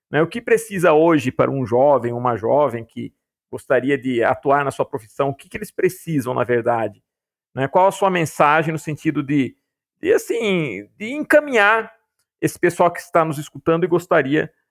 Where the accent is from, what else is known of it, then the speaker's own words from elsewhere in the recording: Piracicaba, São Paulo, Brazil; born there; Olha só, aqui a, a, a, Piracicaba é a terra de onde eu vim, né?